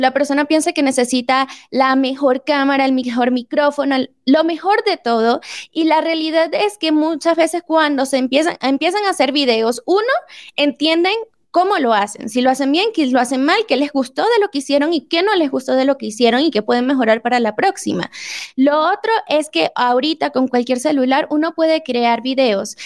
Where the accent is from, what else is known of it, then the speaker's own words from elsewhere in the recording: Venezuela; now in Mexico; aquí en México, yo soy venezolana y me quedé en México